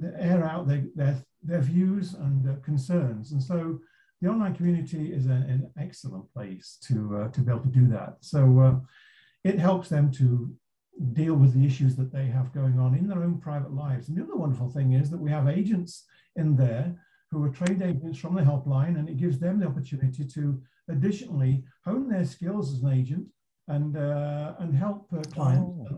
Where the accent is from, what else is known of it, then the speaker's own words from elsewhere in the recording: England, United Kingdom; accent: English; moved away as an adult; now in California, United States; I'm located in California, despite my English accent. I immigrated over here in 1987